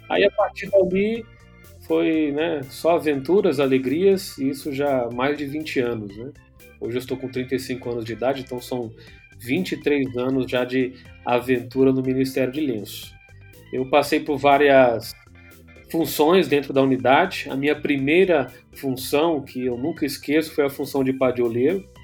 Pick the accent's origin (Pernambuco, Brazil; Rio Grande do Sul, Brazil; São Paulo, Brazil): São Paulo, Brazil; also born or lived in Rio de Janeiro / João Pessoa; Que eu nasci no Rio de Janeiro, fui criado em São Paulo, mas eu fui procurar fazer faculdade em outro estado, lá no Nordeste, lá em João Pessoa, no estado da Paraíba.